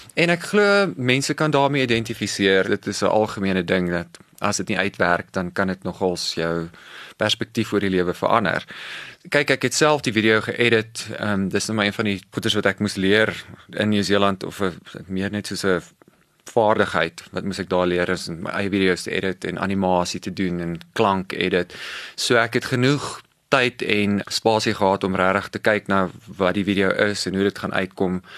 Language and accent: Afrikaans; Cape Town, Western Cape, South Africa; moved away